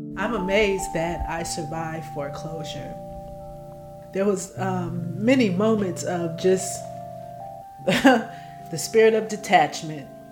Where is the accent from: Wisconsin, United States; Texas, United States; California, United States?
California, United States; Oakland; I'm from Oakland